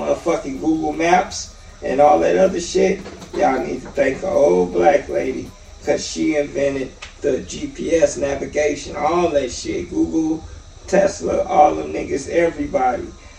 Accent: Gary, Indiana, United States; Like I'm from Gary and I don't even go to the gas station at night.

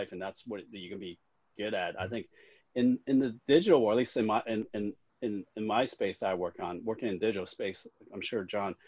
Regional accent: Hong Kong; I was born in Hong Kong

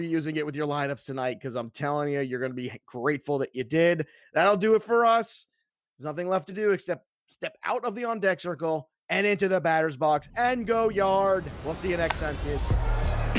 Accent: New York City, New York, United States; I was born in Brooklyn

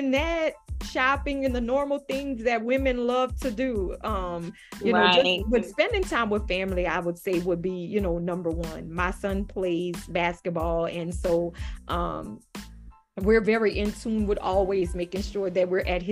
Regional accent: Louisiana, United States; I'm from Louisiana

